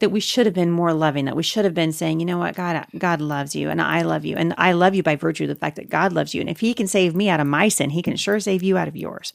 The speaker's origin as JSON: {"language": "English", "town": "Portland", "country": "United States", "tie": "born or raised there", "said": "Jay and I, you know, growing up in Portland, we pastored at a church in Portland for many years."}